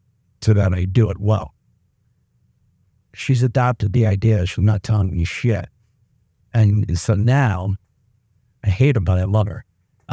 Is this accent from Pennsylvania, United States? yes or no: yes; Mechanicsburg, Pennsylvania, United States; I just, because I'm from Mechanicsburg, doesn't matter.